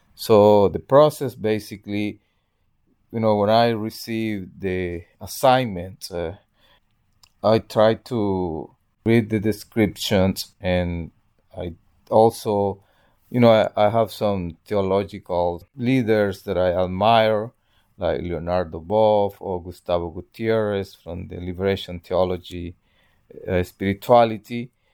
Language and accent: English; El Salvador; moved away; I'm from El Salvador